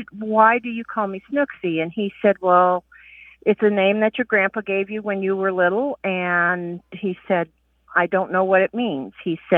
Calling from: Santa Claus, Indiana, United States; Hi, this is … I'm calling from Santa Claus, Indiana.

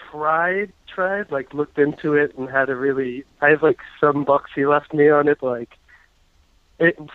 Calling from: New York, United States; Hey, I'm from New York.

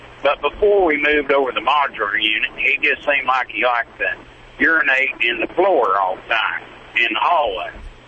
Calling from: Needles, California, United States; Yeah, right now, I'm going through Needles, California.

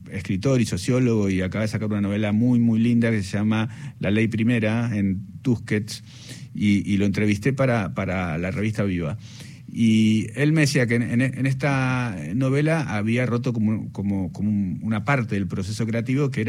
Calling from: Buenos Aires, Argentina; Hola, buenas tardes … de Belgrano para participar en la muralla y los libros

